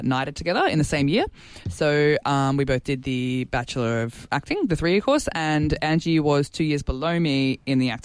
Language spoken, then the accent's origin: English; Bendigo, Victoria, Australia; now in Sydney, Australia; I was born and raised in Bendigo, Australia